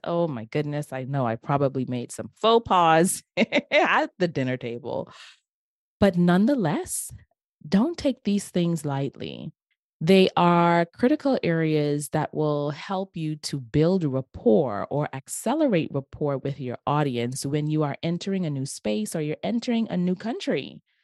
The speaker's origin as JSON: {"language": "English", "country": "Bahamas", "tie": "born or raised there", "said": "in my hometown, the where I grew up, in the beautiful islands of the Bahamas."}